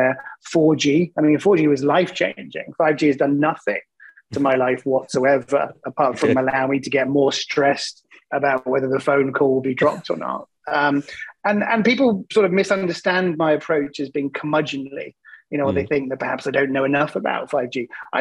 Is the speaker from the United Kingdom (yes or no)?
yes; England, United Kingdom; accent: English; I'm English, which means I have an accent that people find to be compelling